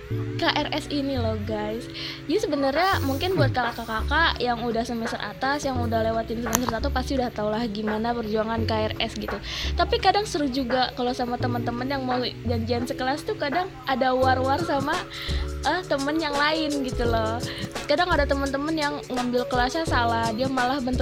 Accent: Bekasi, West Java, Indonesia; jadi waktu aku kan dari Bekasi nih ya

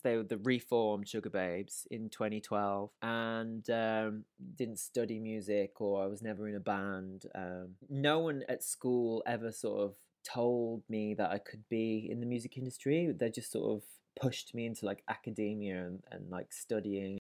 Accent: Wolverhampton, West Midlands, United Kingdom; was born in Wolverhampton in the West Midlands, um, and I, um, was, I guess, brought up in a house, uh, of music

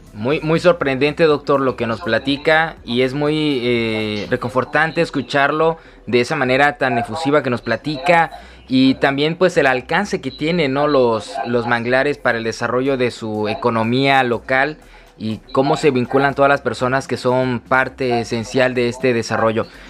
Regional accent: Tabasco, Mexico; como tabasqueños, como mexicanos

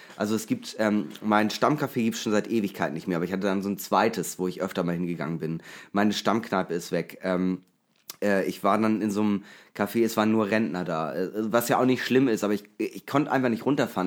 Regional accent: Eckernförde, Schleswig-Holstein, Germany; moved away; als ich da aufgewachsen bin, war es nicht immer toll

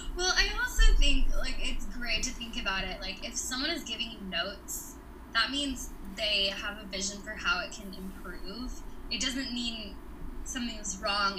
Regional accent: Kentucky, United States; moved away as an adult; also born or lived in Nashville, Tennessee; I'm, I'm from Kentucky originally.

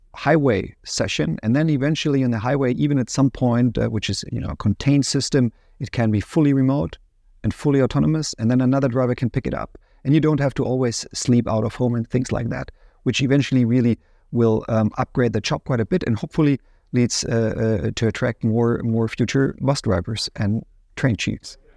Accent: near Ansbach, Bavaria, Germany; moved away as an adult; also born or lived in United States; now in Munich, Germany; in Ansbach was the University of Applied Science I studied first at. Um, the reason I choose that, which is close to my hometown

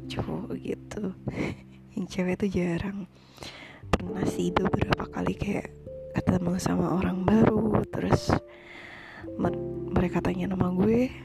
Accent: Trenggalek, East Java, Indonesia; gue itu salah satu kota kecil di Jawa Timur berada di antara Ponorogo dan Tulungagung Trenggalek namanya

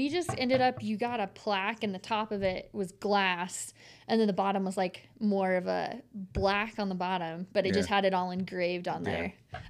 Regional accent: Bozeman, Montana, United States; I was born in Bozeman. Yeah. And so kind of lifelong, I was a Cats fan.

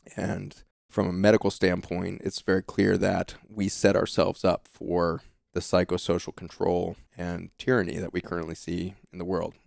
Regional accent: Boulder, Colorado, United States; we grew up in the Lone Pine housing projects, uh, outside of Boulder, Colorado

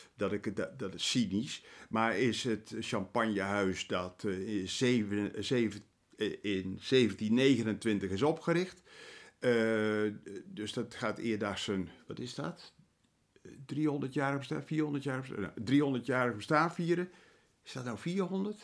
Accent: Netherlands; wij als Nederlanders

